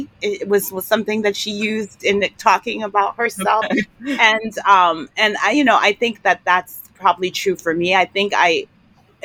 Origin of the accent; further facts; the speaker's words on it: New York City, New York, United States; I grew up in New York City